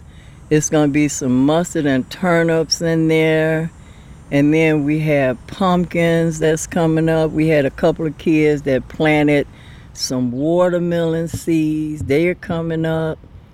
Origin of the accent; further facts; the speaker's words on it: Somerville, South Carolina, United States; Actually, we came from Somerville, South Carolina.